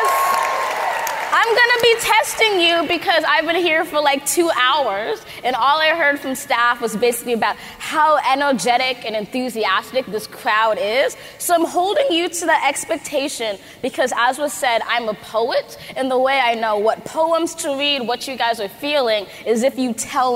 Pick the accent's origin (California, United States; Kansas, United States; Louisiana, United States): California, United States; Los Angeles; I grew up in Los Angeles, California